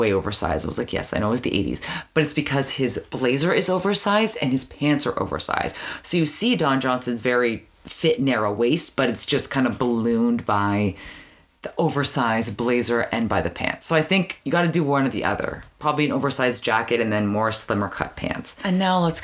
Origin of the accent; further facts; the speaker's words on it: Canada; growing up in Canada